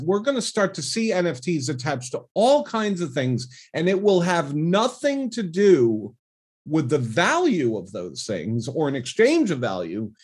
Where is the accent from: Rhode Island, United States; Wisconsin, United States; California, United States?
Rhode Island, United States; moved away as an adult; also born or lived in New York City / Las Vegas; now in Seattle, United States; I was born and grew up in Rhode Island, specifically in Cranston and Bristol, Rhode Island